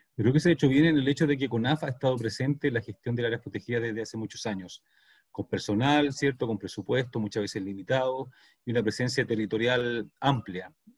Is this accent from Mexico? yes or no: no; Chile; como sociedad chilena